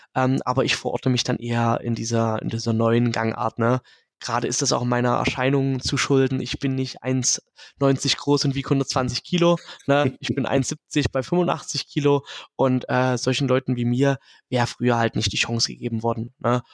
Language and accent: German; Dresden, Saxony, Germany; mein Ursprung in Dresden und eher in der lokalen Wrestling-Szene in Ostdeutschland